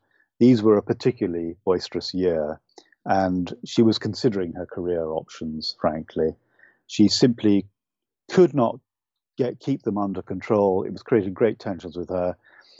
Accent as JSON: {"language": "English", "country": "United Kingdom", "tie": "born or raised there", "accent": "UK accent", "said": "I'm Irish, but I don't have the beautiful, lyrical Irish accent. I really wish I did, but it would be false of me to try and copy it. I was brought up largely in the UK, so I speak with a UK accent."}